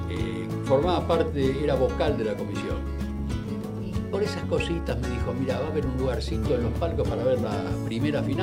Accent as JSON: {"language": "Spanish", "region": "Buenos Aires", "country": "Argentina", "tie": "born there", "said": "yo era muy pibe, muy chico, como yo nací en, Barracas, en La Boca prácticamente."}